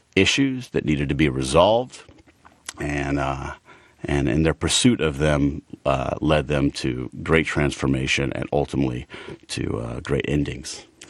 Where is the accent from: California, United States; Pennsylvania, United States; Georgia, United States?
Georgia, United States; Chamblee; moved away as an adult; also born or lived in Boston / Los Angeles; out in, uh, sort of the Shambly Dunwoody area, growing up in Atlanta.